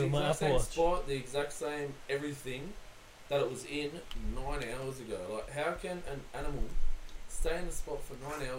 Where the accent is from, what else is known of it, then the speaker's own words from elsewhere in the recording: Australia; Like, where are you from? I'm like, Australia.